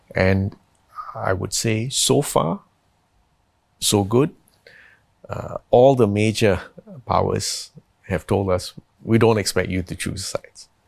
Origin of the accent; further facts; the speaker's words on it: Singapore; I'm from Singapore